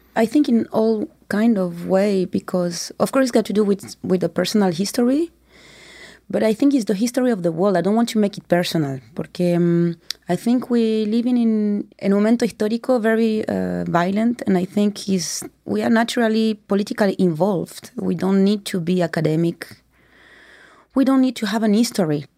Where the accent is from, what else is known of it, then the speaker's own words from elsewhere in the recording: France; I was born in France